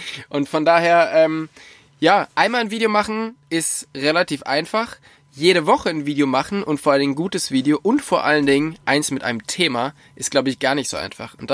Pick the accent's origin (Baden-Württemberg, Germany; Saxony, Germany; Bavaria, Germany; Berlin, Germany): Bavaria, Germany; in der fränkischen Schweiz. Nice. Vorteil ist halt, ich lerne wirklich mal so ein bisschen was von meiner Heimat kennen, was ich noch gar nicht so kenne.